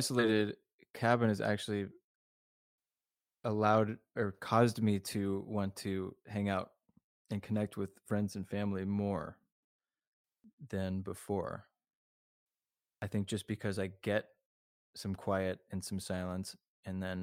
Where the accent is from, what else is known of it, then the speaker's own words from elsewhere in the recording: Los Angeles, California, United States; also born or lived in New York; me being an LA person through and through. I was born here and I'm pretty laid back.